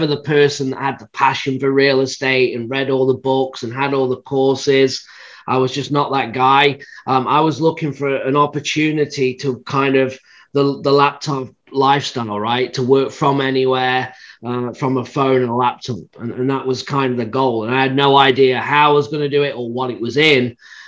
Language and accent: English; England, United Kingdom; moved away as an adult; also born or lived in California / Michigan / Phoenix, Arizona / Florida; now in Savannah, United States; I'm from England originally. I live in Savannah, Georgia. Right now, I've lived all over the United States. I've lived in California, Michigan, Phoenix, Georgia, Florida.